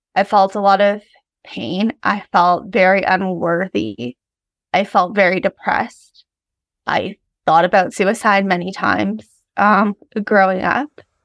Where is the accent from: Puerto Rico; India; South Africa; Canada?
Canada; Ontario; I grew up in Ontario